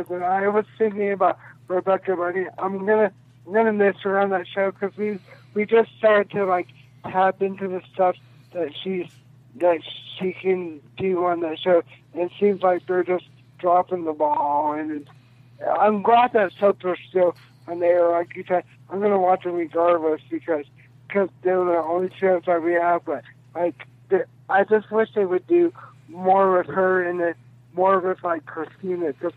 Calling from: Texas, United States; from Texas.

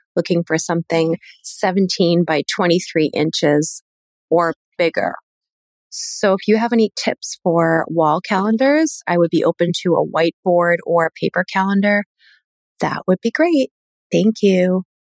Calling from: Quincy, Massachusetts, United States; I'm calling from Quincy, Massachusetts.

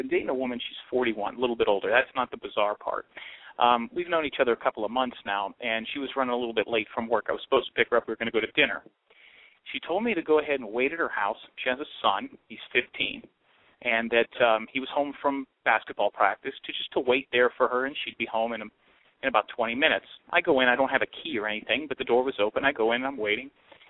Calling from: Liberty City, Florida, United States; This is …. I need a little advice. I'm calling from Liberty City, which is right outside of Miami

